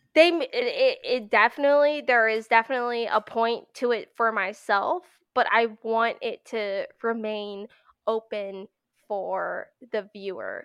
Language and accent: English; Pennsylvania, United States; I live in Pennsylvania, uh, born and raised in Pennsylvania